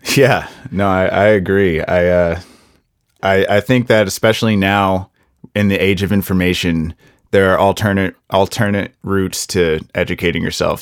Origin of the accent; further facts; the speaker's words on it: United States; as an American